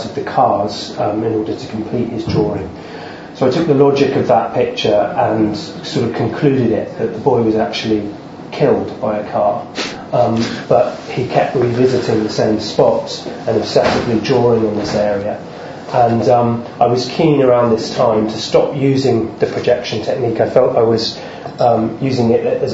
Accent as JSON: {"language": "English", "area": "Devon", "region": "South West England", "country": "United Kingdom", "tie": "born or raised there", "moved": "as an adult", "lives_now": "London, United Kingdom", "said": "I grew up in Devon, and I've lived the last 7-8 years in London."}